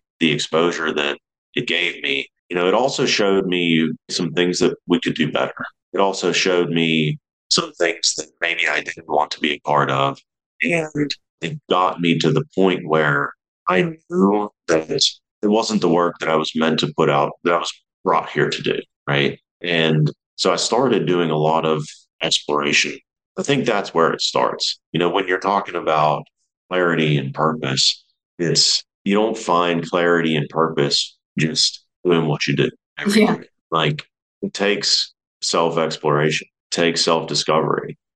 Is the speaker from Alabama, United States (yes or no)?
no; New Kensington, Pennsylvania, United States; moved away; So I'm originally from Pittsburgh, Pennsylvania. I'm born and raised there, a smallish town called New Kensington.